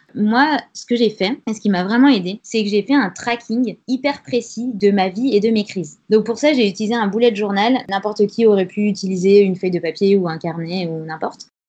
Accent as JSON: {"language": "French", "town": "Grenoble", "region": "Auvergne-Rhône-Alpes", "country": "France", "moved": "yes", "lives_now": "Paris, France", "said": "J'ai 29 ans, je viens de Grenoble"}